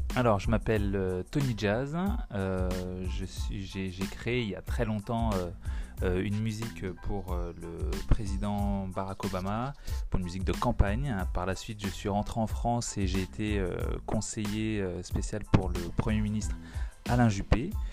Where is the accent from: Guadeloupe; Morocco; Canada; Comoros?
Guadeloupe; chez nous en Guadeloupe